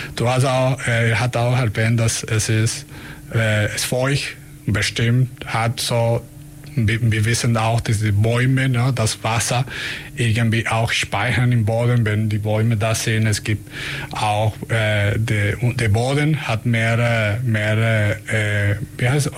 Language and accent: German; Venezuela; German is a second language; also born or lived in Germany; now in Ulm, Germany; ich komme aus, äh, aus Venezuela